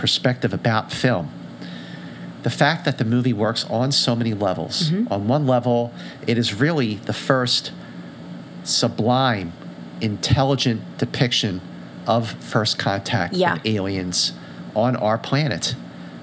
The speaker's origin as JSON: {"language": "English", "town": "Philadelphia", "region": "Pennsylvania", "country": "United States", "tie": "born or raised there", "said": "I grew up in Philadelphia"}